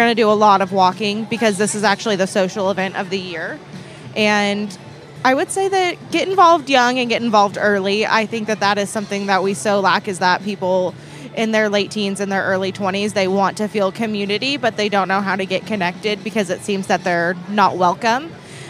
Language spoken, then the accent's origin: English; Seymour, Missouri, United States; I am 26, and I am from Seymour. Super attached to it.